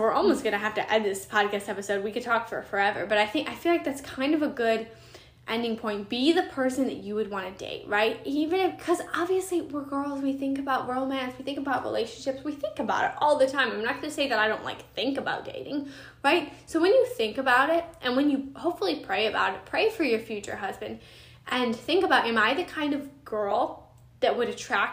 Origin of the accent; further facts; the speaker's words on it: Chicago, Illinois, United States; moved away as an adult; now in Tampa Bay, United States; I'm from Chicago.